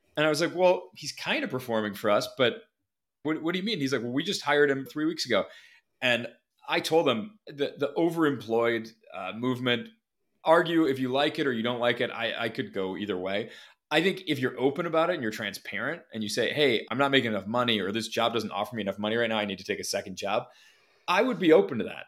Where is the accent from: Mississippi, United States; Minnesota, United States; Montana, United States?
Minnesota, United States; Minneapolis; moved away as an adult; also born or lived in Ohio; I, I grew up in Minneapolis, went to school in Ohio